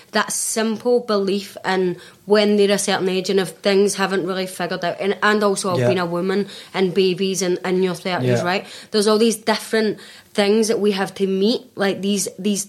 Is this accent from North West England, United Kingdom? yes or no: no; Scotland, United Kingdom; me as a Scottish person